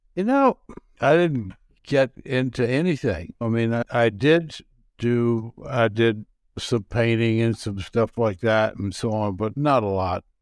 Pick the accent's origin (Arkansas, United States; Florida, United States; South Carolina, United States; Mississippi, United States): Arkansas, United States; Marianna; also born or lived in Memphis, Tennessee / New York / Munich; now in Minneapolis, United States; I was raised in Mariana, Arkansas